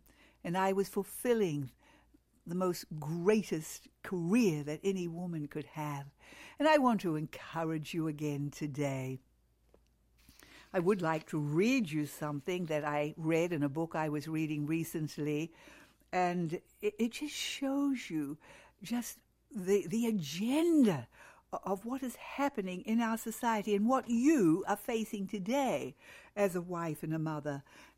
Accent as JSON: {"language": "English", "country": "New Zealand", "moved": "yes", "said": "I can remember that when we moved to Australia from New Zealand."}